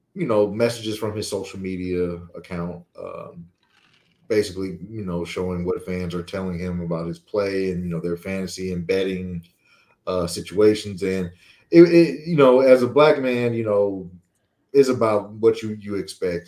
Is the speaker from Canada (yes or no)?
no; Louisiana, United States; we grew up in Louisiana